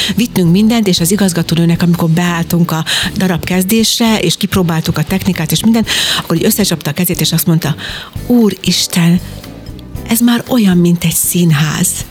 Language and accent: Hungarian; Jászberény, Jász-Nagykun-Szolnok, Hungary; Én Jászberényben születtem